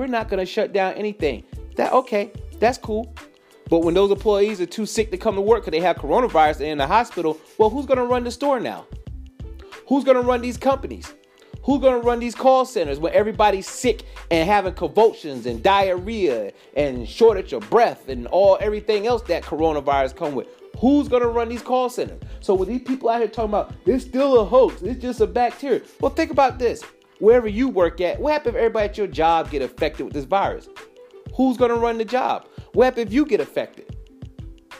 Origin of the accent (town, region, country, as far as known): United States